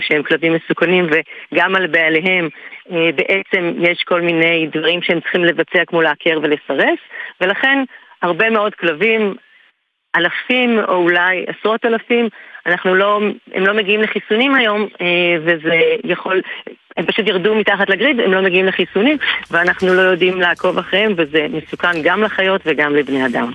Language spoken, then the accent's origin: Hebrew; Negev, Southern District, Israel; אני מהנגב